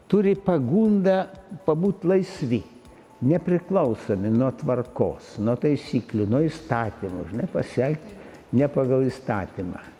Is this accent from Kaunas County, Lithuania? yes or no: yes; Kaunas, Kaunas County, Lithuania; tu pats kaunietis? Jo, aš